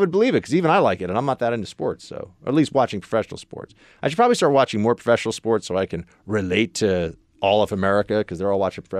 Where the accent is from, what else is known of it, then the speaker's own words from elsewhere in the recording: United States; I like the NFL because I'm an American.